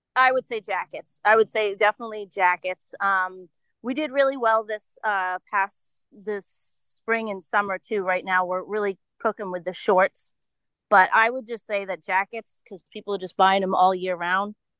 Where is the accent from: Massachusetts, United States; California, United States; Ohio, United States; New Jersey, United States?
Massachusetts, United States; Holliston; also born or lived in Foxborough, Massachusetts; I'm from a little town outside of Boston, west of Boston